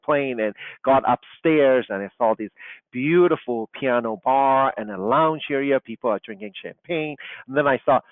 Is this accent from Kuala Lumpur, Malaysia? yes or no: yes; Kuala Lumpur, Malaysia; English is a second language; moved away; also born or lived in Chicago; Growing up in Kuala Lumpur, I was not surrounded by beautiful architecture, classical architecture